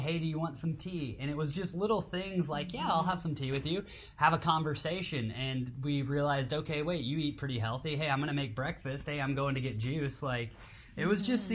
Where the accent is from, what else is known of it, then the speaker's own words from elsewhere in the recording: Tennessee, United States; moved away; growing up in Tennessee, there's no ocean out there